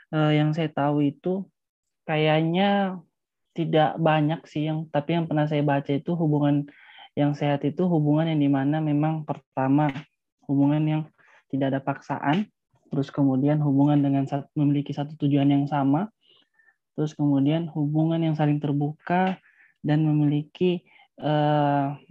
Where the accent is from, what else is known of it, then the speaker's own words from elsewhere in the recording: Palu, Central Sulawesi, Indonesia; saya asalnya dari Palu